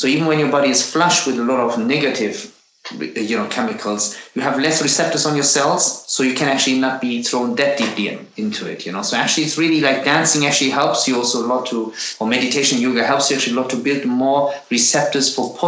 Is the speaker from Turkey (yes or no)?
yes; Turkey; born there; Like, what I always miss, like, you know, I was born in Turkey.